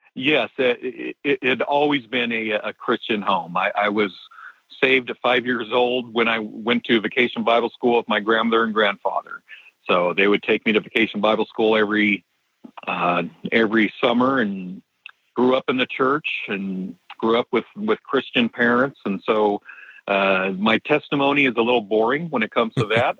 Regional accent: Southern California, United States; moved away as an adult; also born or lived in Denver, Colorado; I'm actually from Southern California

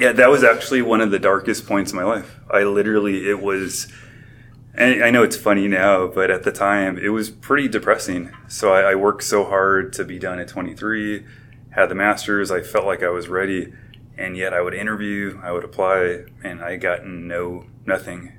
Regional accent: Covina, California, United States; I grew up in the Covina, San Dimas area

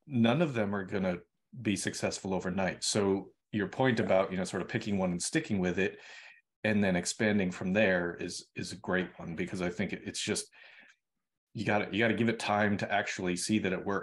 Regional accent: Boston, Massachusetts, United States; moved away; I'm originally from Boston

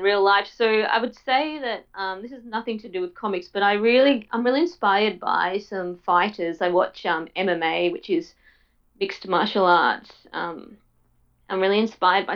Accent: Tasmania, Australia; I grew up in Tasmania

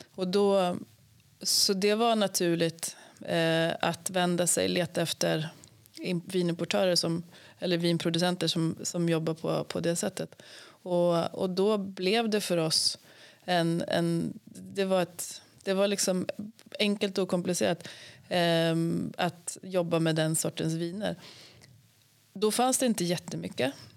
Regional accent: Sweden; vi svenskar

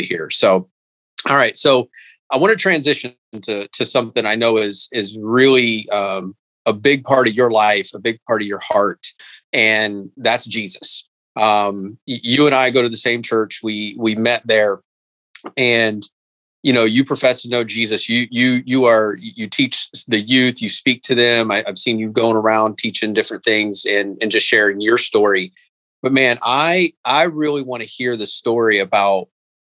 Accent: Indiana, United States; I grew up in Indiana

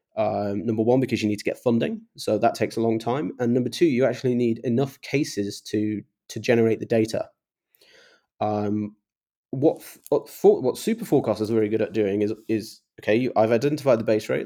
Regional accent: England, United Kingdom; I'm English

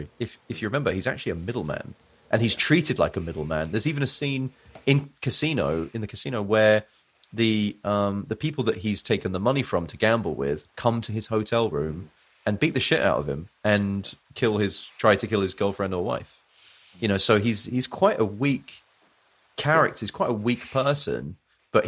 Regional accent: Littlehampton, South East England, United Kingdom; I grew up in West Sussex

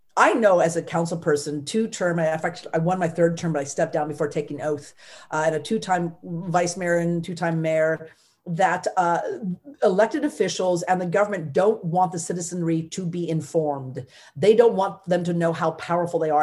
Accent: California, United States; I am a Californian first and foremost

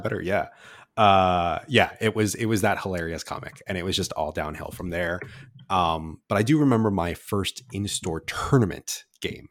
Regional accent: California, United States; moved away as an adult; I'm from California and I moved here right before the pandemic.

